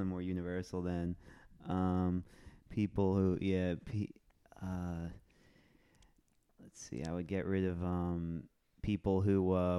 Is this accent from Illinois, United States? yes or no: no; Nassau County, Long Island, New York, United States; We're from Long Island. It's I'm from Nassau County.